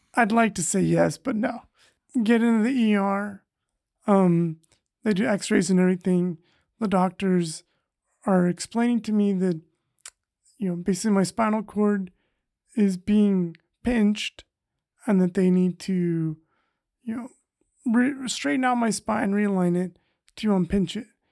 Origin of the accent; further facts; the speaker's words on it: Madera, California, United States; Originally, I'm from, uh, the Central Valley in California